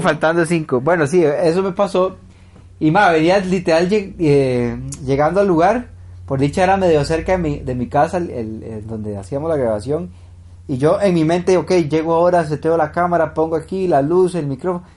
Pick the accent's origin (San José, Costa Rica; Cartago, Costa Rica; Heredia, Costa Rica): Heredia, Costa Rica; yo soy de Heredia